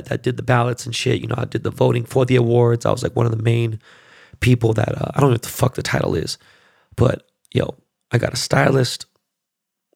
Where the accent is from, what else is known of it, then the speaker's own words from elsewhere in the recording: Los Angeles, California, United States; I was born and raised in this neighborhood. And it's a very highly, predominantly Hasidic Jew neighborhood